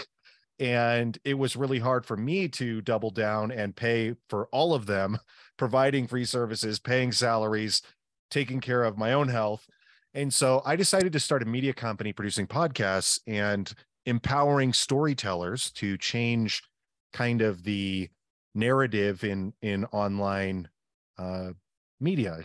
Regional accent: the Northwest, Pacific Northwest, United States; I'm from the Northwest

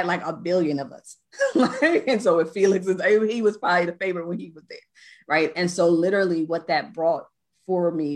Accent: New Jersey, United States; I'm from Jersey

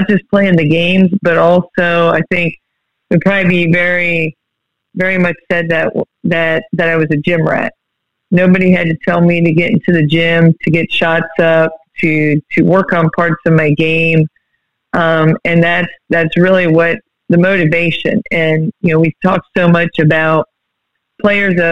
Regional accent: Berlin, Ohio, United States; moved away; I grew up in Berlin, Ohio

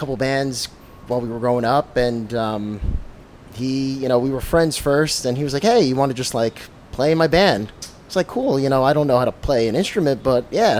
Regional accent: New Jersey, United States; I grew up here in Jersey. All right. You know … I am a Spanish person, but I speak no Spanish.

